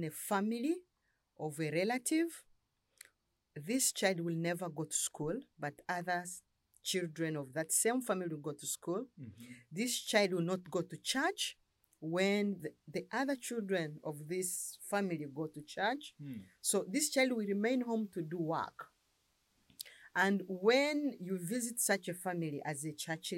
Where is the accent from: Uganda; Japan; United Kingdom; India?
Uganda; I come from Uganda. I live in Kampala